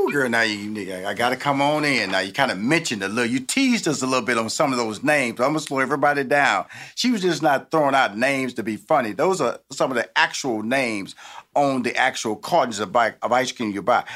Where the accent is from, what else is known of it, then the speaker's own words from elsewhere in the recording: Texas, United States; now in Atlanta, United States; I come from Texas, which is Bluebell ice cream country. So I kind of like grew up on Bluebell ice cream